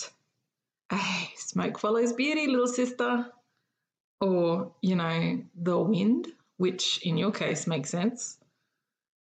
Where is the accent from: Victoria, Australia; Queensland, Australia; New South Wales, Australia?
Queensland, Australia; Eidsvold; moved away as an adult; now in Canberra, Australia; my hometown of Eidsvoll